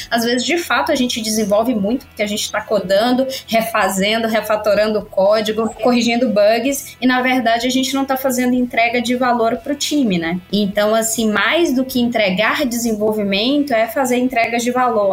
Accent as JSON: {"language": "Portuguese", "town": "Teixeira de Freitas", "region": "Bahia", "country": "Brazil", "moved": "yes", "lives_now": "São Paulo, Brazil", "said": "Eu sou de uma cidadezinha chamada Teixeira de Freitas, na Bahia, e já tô aqui há bastante tempo em São Paulo"}